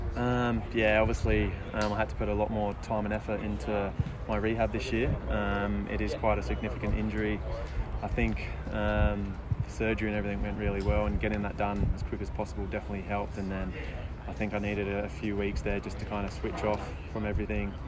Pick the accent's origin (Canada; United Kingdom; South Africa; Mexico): United Kingdom; England; now in Australia; I grew up in England as well